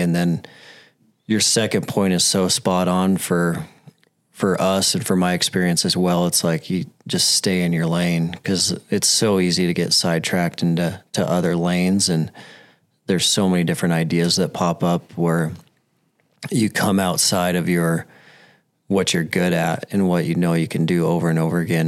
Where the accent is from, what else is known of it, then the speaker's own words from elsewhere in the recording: Billings, Montana, United States; I'm from Billings. I grew up in Billings, and no one wants to move to Billings.